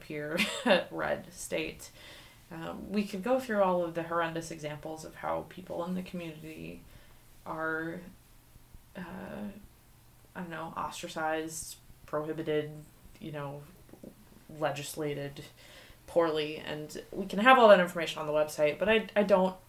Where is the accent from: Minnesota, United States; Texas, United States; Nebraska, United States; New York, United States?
Minnesota, United States; Minneapolis; moved away as an adult; now in North Dakota, United States; I come from the Twin Cities of Minnesota, and I started there